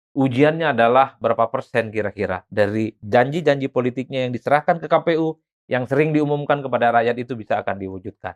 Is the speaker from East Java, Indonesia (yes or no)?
yes; Madura, East Java, Indonesia; moved away as an adult; now in Jakarta, Indonesia; di kampung saya orang Madura